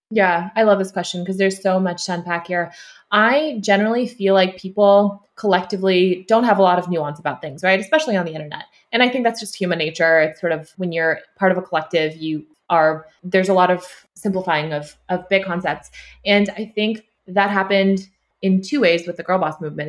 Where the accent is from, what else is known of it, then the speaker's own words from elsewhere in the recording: Sacramento, California, United States; also born or lived in Ulaanbaatar, Mongolia; now in Bay Area, United States; I grew up in Sacramento